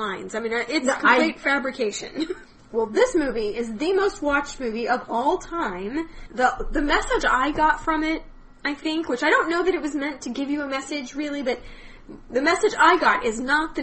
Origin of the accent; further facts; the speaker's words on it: Wichita, Kansas, United States; I grew up in Wichita, Kansas